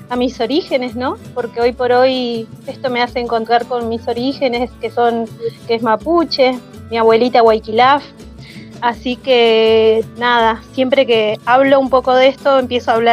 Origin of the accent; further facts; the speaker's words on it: Centenario, Neuquén, Argentina; de Centenario, de Neuquén, de la, bueno, Neuquén, ahí la Patagonia